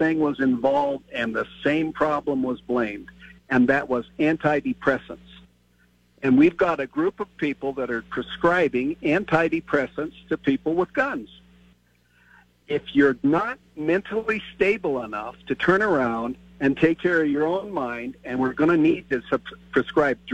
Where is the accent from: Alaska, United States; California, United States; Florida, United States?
Alaska, United States; I grew up in Alaska, remote